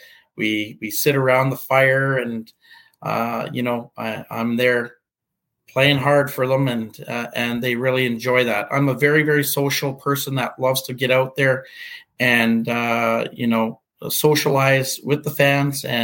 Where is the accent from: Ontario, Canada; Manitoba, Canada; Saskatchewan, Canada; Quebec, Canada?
Manitoba, Canada; Portage la Prairie; my hometown of Portage La Prairie